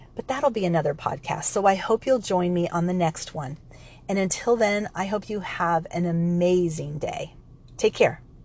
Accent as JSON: {"language": "English", "region": "California", "country": "United States", "said": "I was from California and I went to a college in Santa Barbara"}